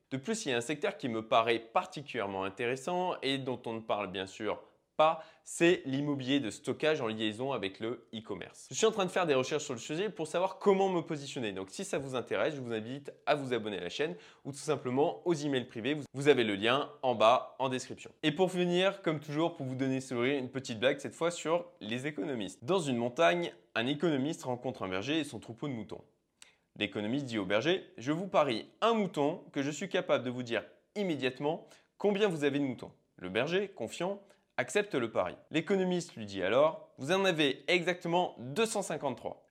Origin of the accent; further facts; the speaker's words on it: France; chez nous en France